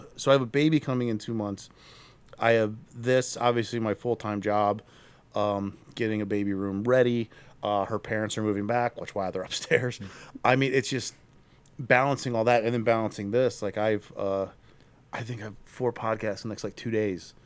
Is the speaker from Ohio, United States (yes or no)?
yes; Akron, Ohio, United States; I'm also from Akron